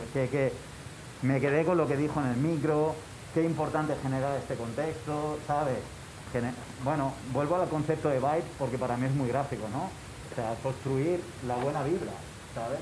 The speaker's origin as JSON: {"language": "Spanish", "town": "Granada", "region": "Andalusia", "country": "Spain", "said": "nosotros venimos de Granada"}